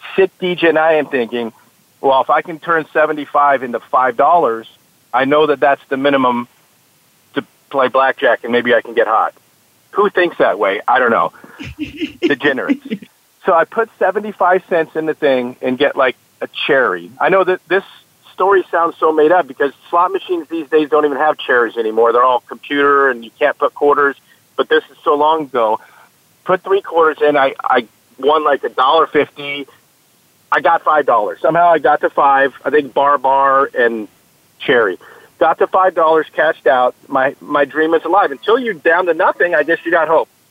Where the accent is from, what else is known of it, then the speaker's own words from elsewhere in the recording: Cypress, California, United States; Cypress was the city I was born in, and that's the, the, the city where Los Alamitos Racecourse is located